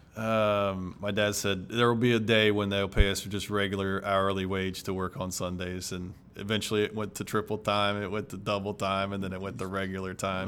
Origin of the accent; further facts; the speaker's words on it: Ohio, United States; I grew up in Ohio